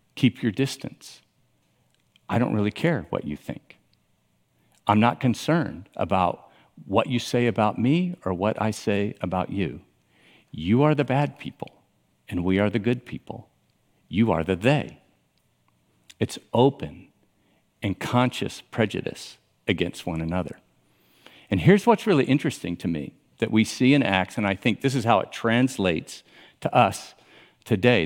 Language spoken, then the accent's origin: English; Miami, Florida, United States; I grew up in Miami